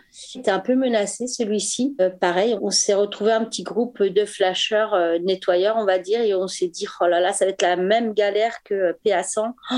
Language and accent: French; Paris, Île-de-France, France; je suis parisienne